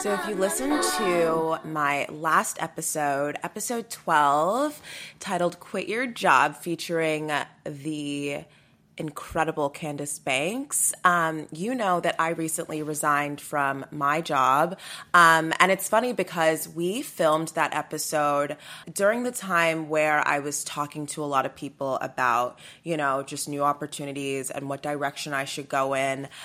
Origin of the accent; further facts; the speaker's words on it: Sugar Land, Texas, United States; I'm from Sugarland, Texas.